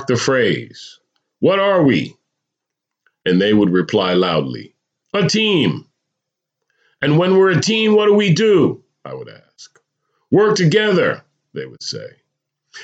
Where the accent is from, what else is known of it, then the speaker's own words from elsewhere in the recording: New Jersey, United States; moved away as an adult; also born or lived in California; I remember moving to California after growing up in New Jersey